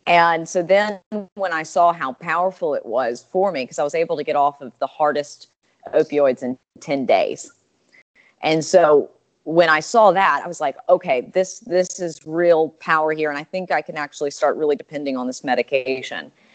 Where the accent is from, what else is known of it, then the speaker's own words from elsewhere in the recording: Alabama, United States; I'm from Alabama and that was my you know my home state